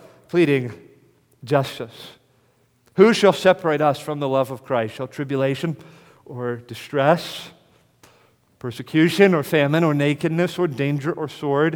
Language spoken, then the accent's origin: English; United States; accent: American; my American accent